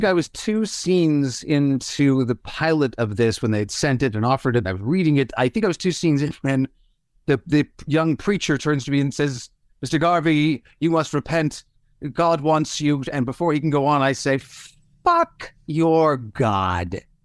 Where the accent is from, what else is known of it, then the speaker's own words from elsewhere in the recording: Toronto, Ontario, Canada; moved away as an adult; also born or lived in Vancouver; now in Los Angeles, United States; I left Toronto thirty years ago for Vancouver and then Vancouver's to L A. So I, I haven't lived in my hometown in a long time.